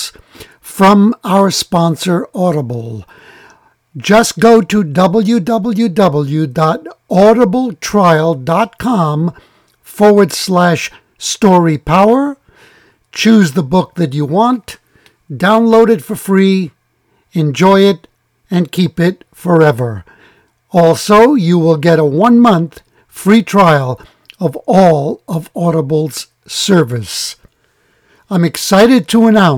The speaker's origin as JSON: {"language": "English", "town": "New York City", "region": "New York", "country": "United States", "tie": "born or raised there", "said": "I was born in New York City, where it's warmer"}